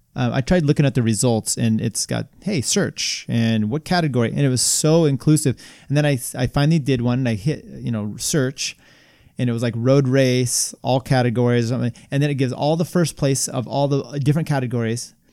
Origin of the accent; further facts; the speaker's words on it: the Northwest, Pacific Northwest, United States; moved away; also born or lived in Colorado; I lived over in the eastern part of Washington, Oregon